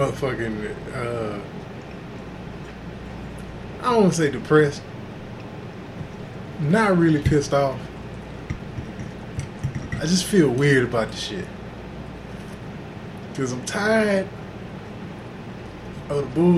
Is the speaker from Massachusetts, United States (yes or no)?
no; Houston, Texas, United States; also born or lived in Inglewood, California; Before we moved to Texas